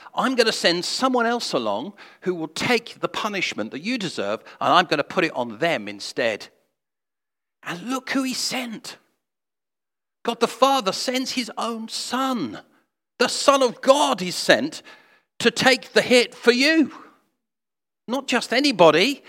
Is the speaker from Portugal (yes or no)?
no; England, United Kingdom; I'm English